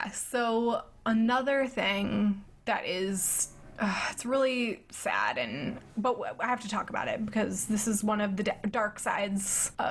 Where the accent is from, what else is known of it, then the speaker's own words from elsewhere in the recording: East of England, United Kingdom; I'm from Essex. I feel like it had to run so Love Island could fly.